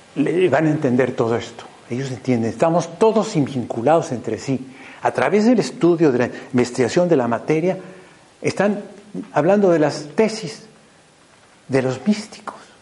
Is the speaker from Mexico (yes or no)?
yes; Mexico; soy mexicano, muy torpe para el español.